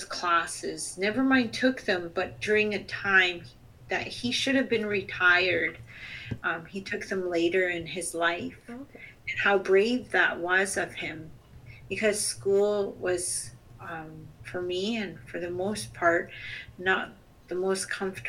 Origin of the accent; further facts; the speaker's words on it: Chilliwack, British Columbia, Canada; also born or lived in Sts'ailes First Nation / Sq'ewlets First Nation / Musqueam territory; I'm also from the Chilkwiuk Territory, the Chilliwack Territory, Skowkale First Nation